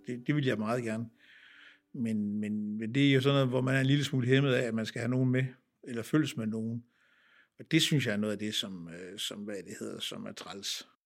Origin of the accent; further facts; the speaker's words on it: Ringkøbing, Central Denmark Region, Denmark; moved away; jeg er født og opvokset øh, på egen omkring Ringkøbing, øh, på Holmsland, øh, midt imellem Ringkøbing og Søndervig